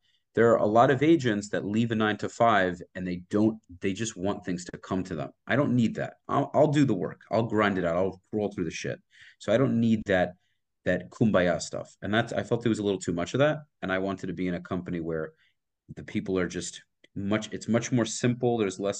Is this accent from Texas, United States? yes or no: no; Brooklyn, New York, United States; Like I said, I'm originally from Brooklyn. I moved here 5 years ago.